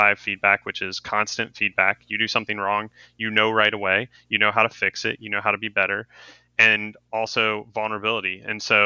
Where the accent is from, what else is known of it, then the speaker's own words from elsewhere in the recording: Cincinnati, Ohio, United States; I was born in Cincinnati, Ohio. I grew up a Reds fan